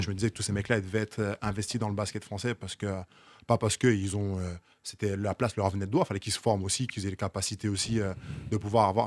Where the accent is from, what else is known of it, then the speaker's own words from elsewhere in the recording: Basse-Terre, Guadeloupe; also born or lived in Cholet, France / Poitiers, France; now in Paris, France; chez moi en Guadeloupe